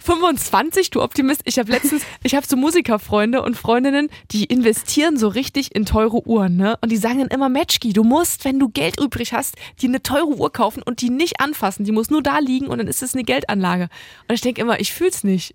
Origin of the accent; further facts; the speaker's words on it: Halle, Saxony-Anhalt, Germany; Ich bin ja gebürtige Hallenserin.